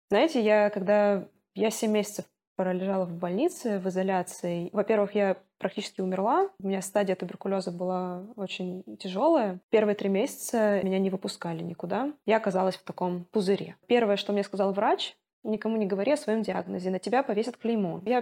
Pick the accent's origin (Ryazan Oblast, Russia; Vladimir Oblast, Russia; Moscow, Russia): Moscow, Russia; moved away; нужно сказать, я из Москвы, я бежала из Москвы, я против войны.